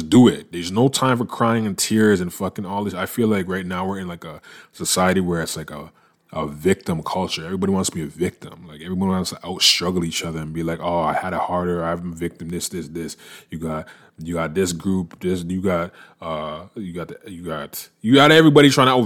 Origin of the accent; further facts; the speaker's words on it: Canada; moved away as an adult; also born or lived in United States; I'm a Canadian, and I been working in the States for the majority of the last decade, working in the United States